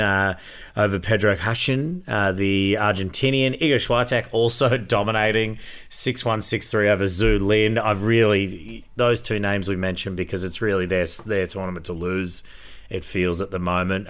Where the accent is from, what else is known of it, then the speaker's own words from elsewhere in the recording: Queensland, Australia; as a Queenslander